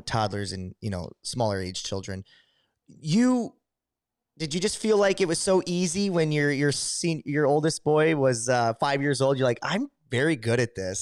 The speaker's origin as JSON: {"language": "English", "town": "Adrian", "region": "Michigan", "country": "United States", "said": "I'm from Adrian"}